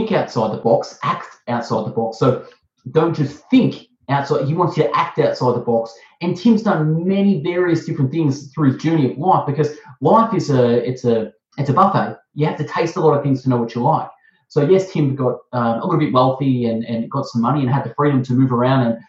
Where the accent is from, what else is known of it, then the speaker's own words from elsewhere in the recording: Melbourne, Victoria, Australia; accent: Aussie; I'm from Melbourne, Australia. I'm Australian. I have an Aussie accent